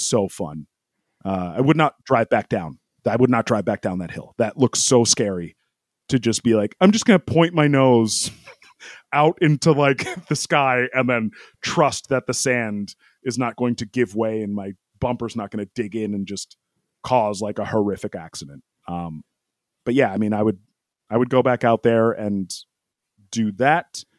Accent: United States; I'm an American

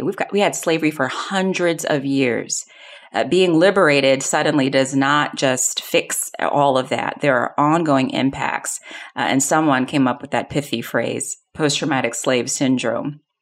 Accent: Long Island, New York, United States; also born or lived in South Bronx, New York City; I grew up on Long Island in this predominantly white, uh, area

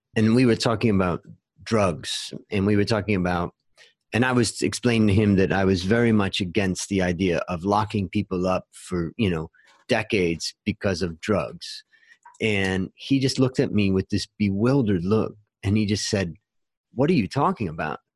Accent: Ohio, United States; where I grew up in Ohio

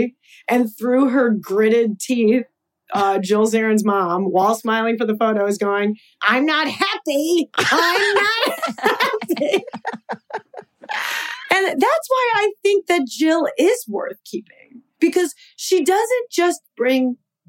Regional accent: Long Island, New York, United States; I'm Jewish from Long Island

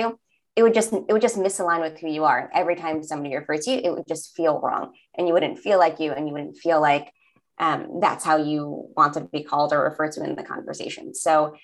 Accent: New York City, New York, United States; accent: Staten Island; I was born in Staten Island and I grew up in New York, so I can really throw on like my Staten Island accent

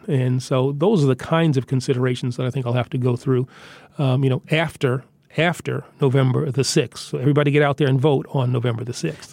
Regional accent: New York City, New York, United States; I'm from Queens

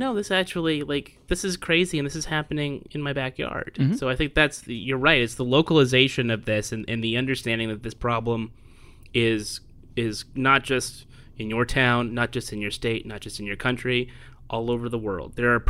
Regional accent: Merced, California, United States; I'm African American but also Jewish, and that's a thing that's not uncommon but is certainly very rare where I grew up, which is Merced, California. Little small farming town about 4 or 5 hours north of LA.

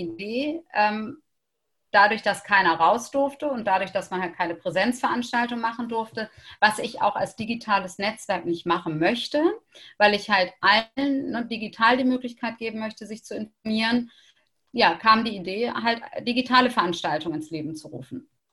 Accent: Hamburg, Germany; ich als Hamburgerin

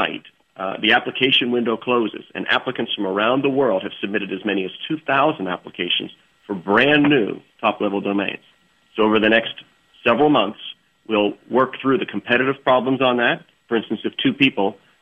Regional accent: East Coast, United States; growing up on the East Coast

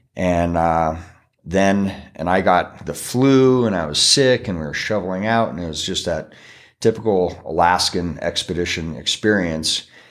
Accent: McCall, Idaho, United States; McCall, my hometown

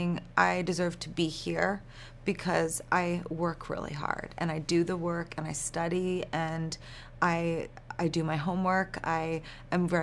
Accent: New York, United States; I'm from New York

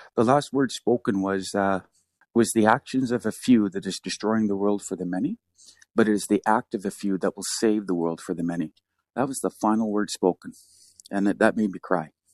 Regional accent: hometown near Kanaka Bar, British Columbia, Canada; my town, my hometown

